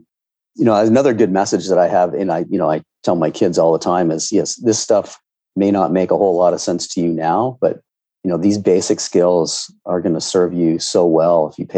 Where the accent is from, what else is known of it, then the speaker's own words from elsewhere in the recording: Ontario, Canada; I grew up in Ontario where we had grade 13.